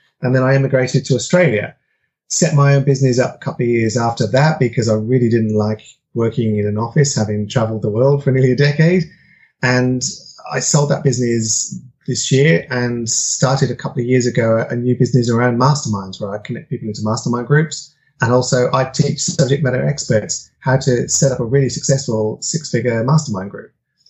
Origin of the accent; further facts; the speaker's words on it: United Kingdom; I'm originally from United Kingdom, but my parents traveled around quite a bit within there.